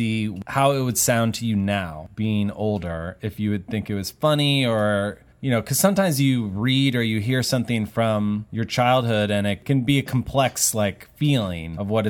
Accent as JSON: {"language": "English", "region": "Texas", "country": "United States", "tie": "born or raised there", "moved": "yes", "said": "I grew up in Texas"}